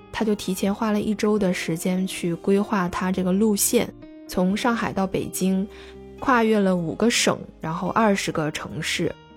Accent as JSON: {"language": "Chinese", "country": "China", "lives_now": "Shenzhen, China", "said": "我在深圳向你问好"}